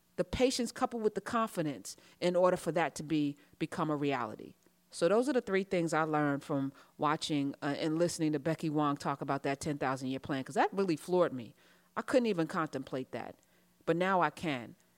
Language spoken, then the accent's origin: English; United States; I'm American